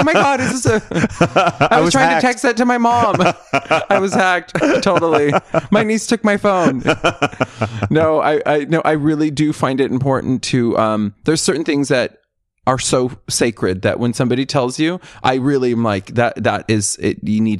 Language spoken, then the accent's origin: English; California, United States; Yeah, I grew up in Central Coast, which is, if you're in LA, it's if you take the 101, it's 4 hours north.